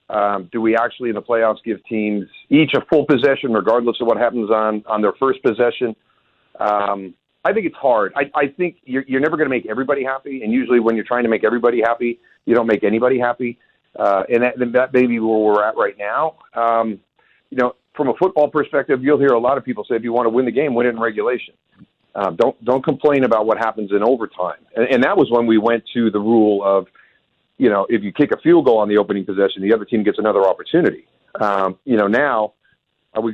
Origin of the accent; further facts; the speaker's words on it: Western New York, United States; I grew up in Western New York